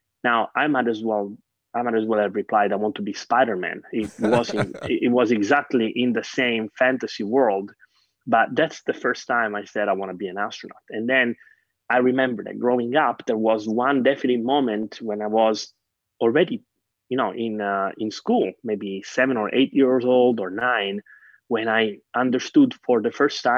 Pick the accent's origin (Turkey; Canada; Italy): Italy; Catania, Sicily; moved away; I grew up in Sicily and my parents were teachers